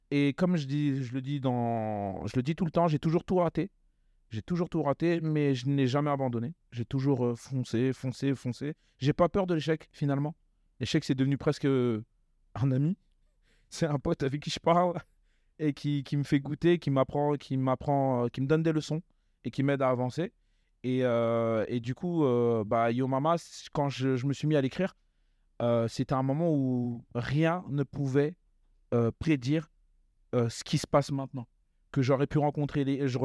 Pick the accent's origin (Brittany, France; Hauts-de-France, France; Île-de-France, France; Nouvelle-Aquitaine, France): Île-de-France, France; Sarcelles; Alors, moi, à la euh, Cité des Rosiers, alors j'étais un jeune